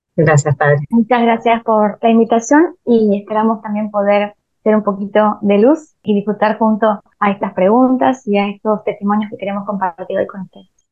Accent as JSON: {"language": "Spanish", "town": "Rosario de la Frontera", "region": "Salta", "country": "Argentina", "tie": "born or raised there", "also_born_or_lived": "San Miguel de Tucumán", "moved": "as an adult", "said": "yo me mudo a San Miguel de Tucumán, porque nací en Rosario de la Frontera"}